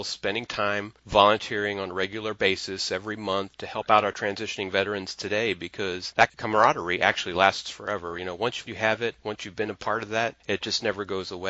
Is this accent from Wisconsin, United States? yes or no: no; Cincinnati, Ohio, United States; I grew up in Cincinnati, Ohio, and my grandfather in Kentucky had a farm